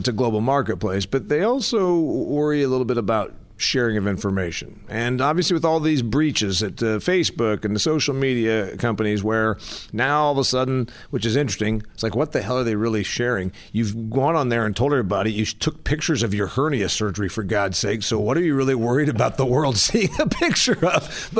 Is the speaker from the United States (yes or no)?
yes; Midwest, United States; We all know that because we're from the Midwest.